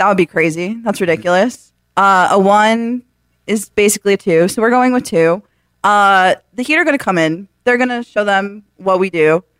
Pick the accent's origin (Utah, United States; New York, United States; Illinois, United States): New York, United States; now in South Florida, United States; I'll say that as a New Yorker originally